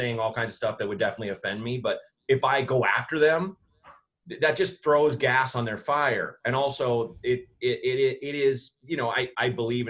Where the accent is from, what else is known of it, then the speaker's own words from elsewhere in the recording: Portland, Oregon, United States; Portland, Oregon.